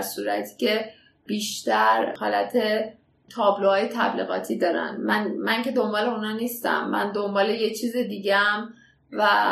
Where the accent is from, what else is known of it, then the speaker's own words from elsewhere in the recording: Iran; من خودم به عنوان یه ایرانی